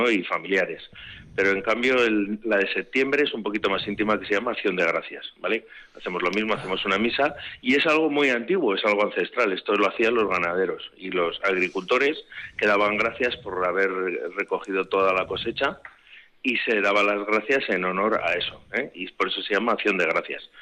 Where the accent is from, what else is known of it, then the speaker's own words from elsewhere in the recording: Vitoria, Basque Country, Spain; somos un pueblo muy pequeñito, somos del Ayuntamiento de Vitoria, pero económicamente estamos siempre jodidos